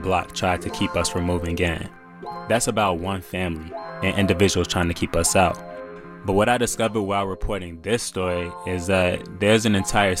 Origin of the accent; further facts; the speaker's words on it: Chicago, Illinois, United States; I grew up in the Gailwood neighborhood